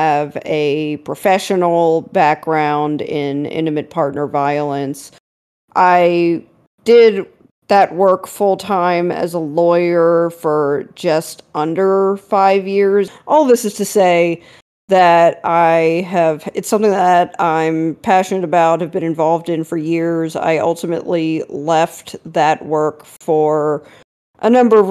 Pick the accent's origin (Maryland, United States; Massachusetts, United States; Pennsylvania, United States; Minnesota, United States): Maryland, United States; growing up in Maryland